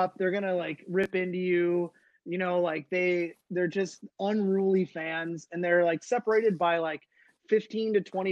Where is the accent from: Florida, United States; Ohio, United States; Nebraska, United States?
Ohio, United States; Dayton; where I grew up in Dayton, Ohio. We had the Dayton Dynamo.